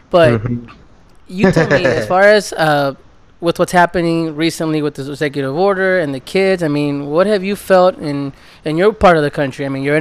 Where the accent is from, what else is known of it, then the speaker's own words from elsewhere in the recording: El Salvador; now in United States; I'm from El Salvador, from, you know, Central America